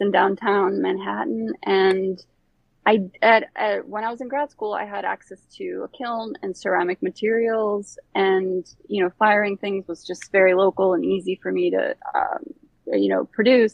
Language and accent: English; Bosnia & Herzegovina; also born or lived in Croatia / Germany / Florida, United States; now in Brooklyn, United States; I am from Bosnia. I was born there. And then my family moved to the States in the late 90s after uh, the war